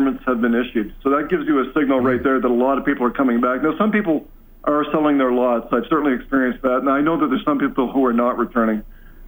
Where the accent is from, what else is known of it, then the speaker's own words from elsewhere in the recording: Fort McMurray, Alberta, Canada; I was from Fort McMurray